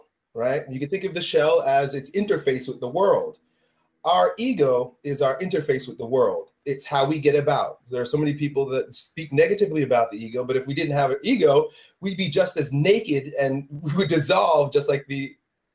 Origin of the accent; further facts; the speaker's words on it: a suburb of New York City, United States; growing up in a suburb of New York City